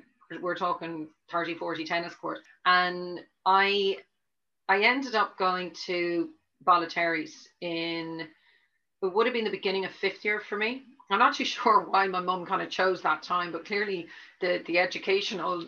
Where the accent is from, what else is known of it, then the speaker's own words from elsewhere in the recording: Dublin, Leinster, Ireland; now in Cork, Ireland; I grew up in Dublin, which I hope you can tell from the accent, it's not completely Cork yet